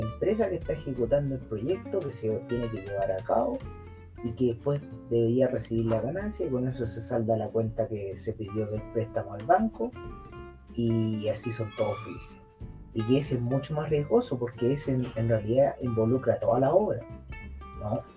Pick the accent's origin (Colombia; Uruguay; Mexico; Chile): Chile